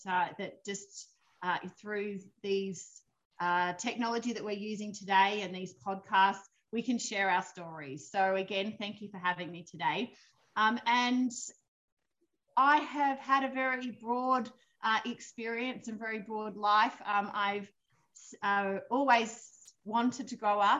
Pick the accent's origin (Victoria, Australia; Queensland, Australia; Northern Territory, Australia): Victoria, Australia; moved away as an adult; now in Eden, Australia; I was brought up in Victoria, raised in Victoria obviously from a little girl